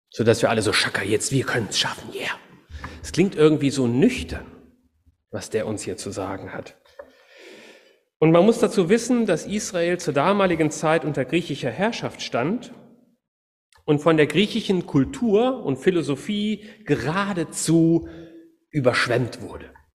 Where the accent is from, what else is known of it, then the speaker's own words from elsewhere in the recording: Cologne, North Rhine-Westphalia, Germany; moved away; also born or lived in Wuppertal; ich bin gebürtiger Kölner, ich komme aus einer Stadt, wo die Leute immer auf alles eine Antwort haben.